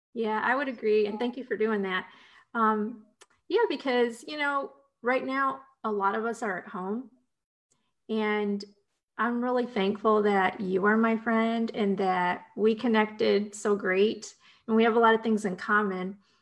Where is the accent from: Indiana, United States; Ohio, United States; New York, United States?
Ohio, United States; moved away; I got my start in newspaper writing back in my home state of Ohio.